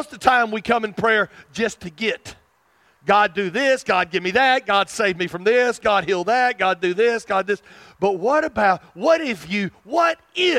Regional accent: South Arkansas, United States; I can't hide my roots. I'm from South Arkansas

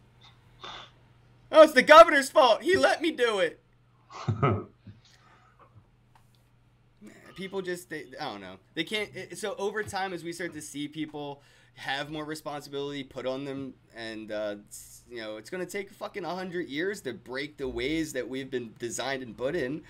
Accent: United States; as an American

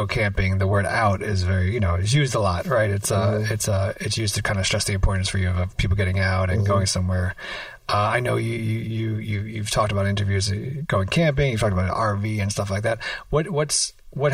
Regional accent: New York, United States; as a New Yorker

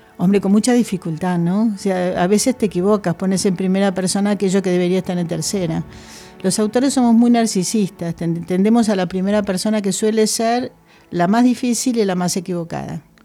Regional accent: Argentina; now in Spain

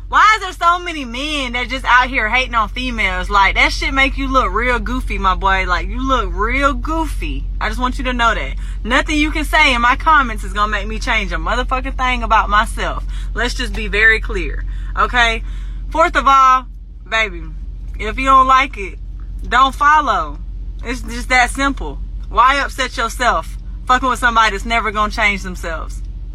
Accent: Atlanta, Georgia, United States; I'm well aware that I'm white. I'm actually German and Irish, if you want to be specific. Second off, I'm from South Side of Atlanta. How I talk is how I talk.

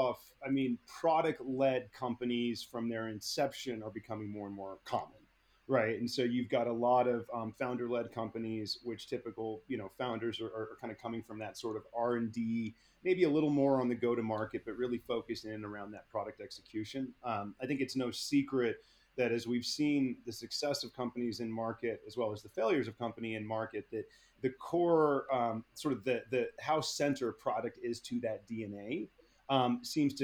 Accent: Bay Area, California, United States; I grew up in the Bay Area

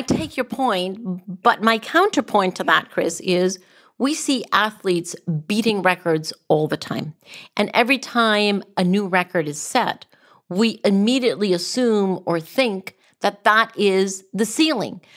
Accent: Costa Rica; even in Costa Rica, my home country

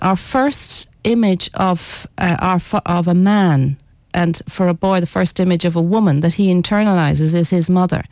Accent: Ireland; I was born in Ireland, so let's say I'm a very Irish Breton

